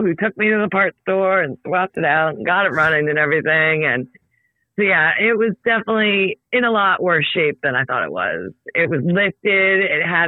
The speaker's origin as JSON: {"language": "English", "town": "Folly Beach", "region": "South Carolina", "country": "United States", "said": "I'm from Folly Beach"}